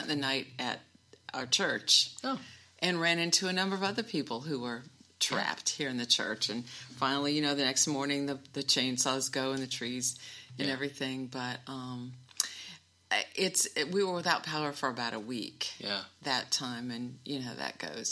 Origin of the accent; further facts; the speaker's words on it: Midwest, United States; moved away; we grew up in the Midwest